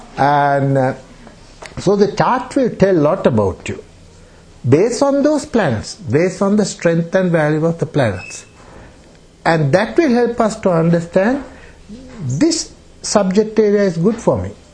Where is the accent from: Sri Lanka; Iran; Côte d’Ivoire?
Sri Lanka; English is a second language; moved away as an adult; also born or lived in Germany; now in Australia; I'm from Sri Lanka, from um, Sri Lanka, and I have been uh, away from Sri Lanka nearly 39